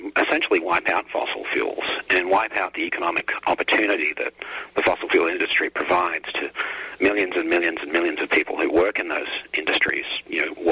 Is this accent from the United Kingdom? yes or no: no; Australia; now in United States; I grew up overseas. I grew up in Australia, which is another great country